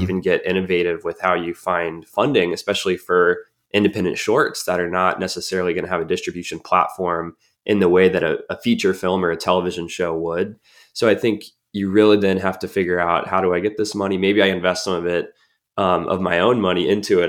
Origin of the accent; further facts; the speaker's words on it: Colorado Springs, Colorado, United States; my hometown, um, you know, in Colorado Springs.